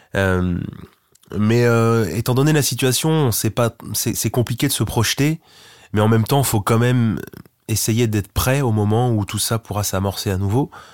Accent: Lillebonne, Normandy, France; c'est là où je vis, c'est là où j'ai grandi

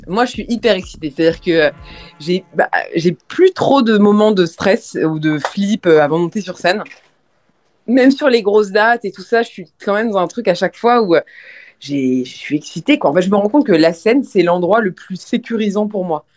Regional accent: France; Je suis française

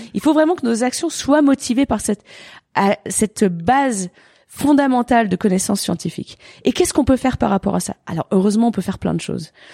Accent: Gruffy, Auvergne-Rhône-Alpes, France; also born or lived in Annecy; Je viens d'Annecy, quoi. Je suis née à Annecy, j'ai grandi à Gruffy.

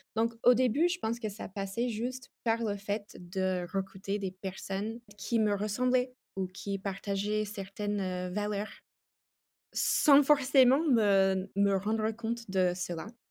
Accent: United States; French is a second language; moved away as an adult; also born or lived in France; now in Italy; Je suis ah. américaine. Euh, j'ai vécu 10 ans en France et maintenant je vis en Italie depuis 3 ans

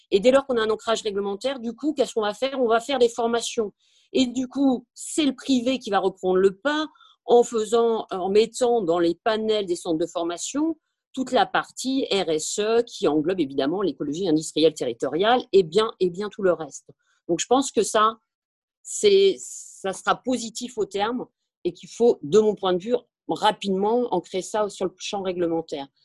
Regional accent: France; comme nous sommes français, nous sommes latins

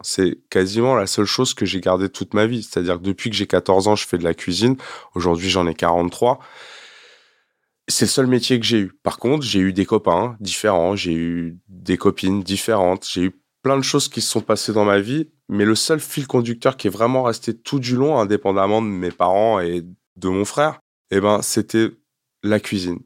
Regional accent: France; also born or lived in Quebec, Canada; je suis un vrai Français.

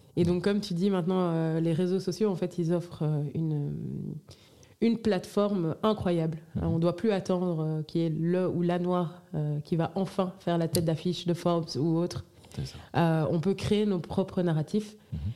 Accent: Brussels, Brussels-Capital Region, Belgium; j'ai grandi à Bruxelles

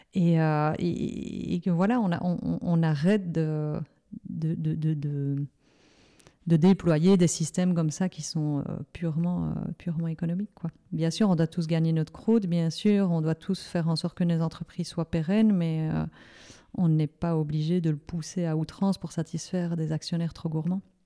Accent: Liège, Wallonia, Belgium; comme je suis liégeoise

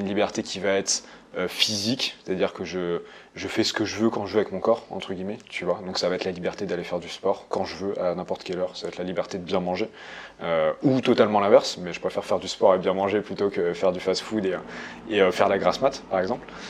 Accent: Normandy, France; je suis normand, euh, pure souche, avec un petit peu de sang picard quand même

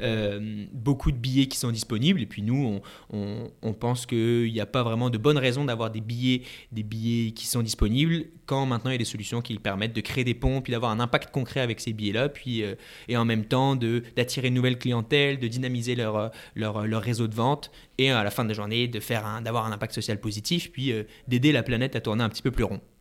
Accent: France; now in Montreal, Canada; je suis français

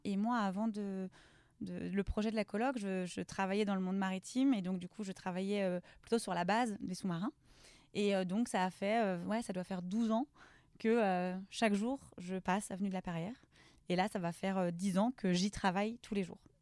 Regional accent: Lorient, Brittany, France; je suis originaire de Lorient. Mhm. j'ai grandi dans le quartier de Merville

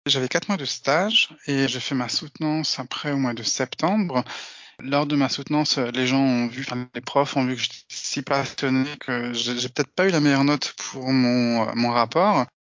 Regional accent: Alsace, Grand Est, France; moved away as an adult; now in Slovakia; Mais même en tant qu'Alsacien, mon allemand n'était pas suffisant

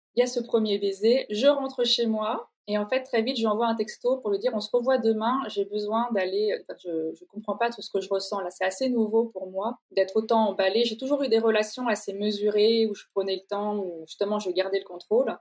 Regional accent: Normandy, France; moved away; also born or lived in Paris / Italy; je suis normande d'origine

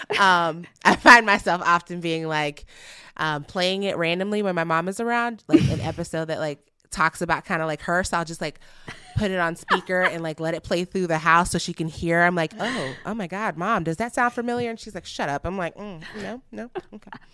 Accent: Nigeria; I'm Nigerian and family is very important to us

